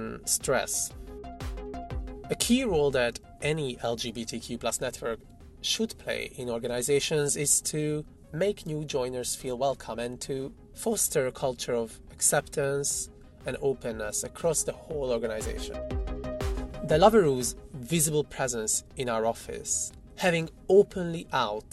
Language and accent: English; Hungary; moved away as an adult; now in London, United Kingdom; I'm a cis gay man, originally from Hungary